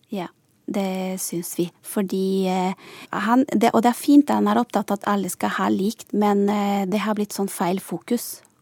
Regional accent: Santa Cruz de la Sierra, Santa Cruz, Bolivia; moved away as an adult; also born or lived in Sarpsborg, Norway; now in Norway; jeg kommer fra Santa Cruz, og da er det lavlandet

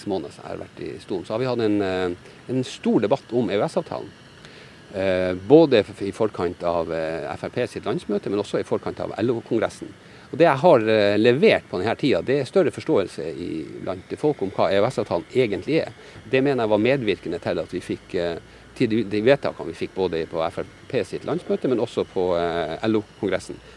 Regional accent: Norway; Nei, det gjør de det er et godt spørsmål. Nei, det gjør vi ikke.

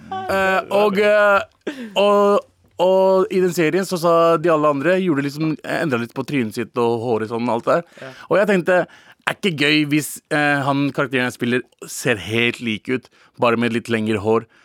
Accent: Norway; jeg er en norsk pakistaner

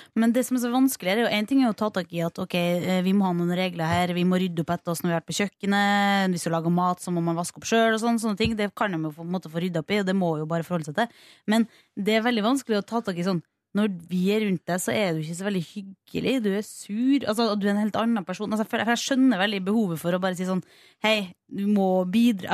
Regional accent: Kristiansund, Møre og Romsdal, Norway; min hjemby Kristiansund

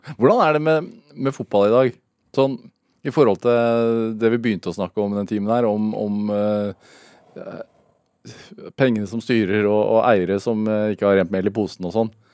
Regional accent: Sarpsborg, Østfold, Norway; Jeg vokste opp i Sarpsborg

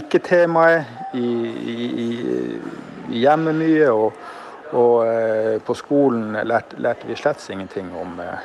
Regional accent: Kåfjord, Troms, Norway; vi som vokste opp på 70- og som var barn på 70- og 80-tallet. Eh, og da var det sånn i Kåfjord

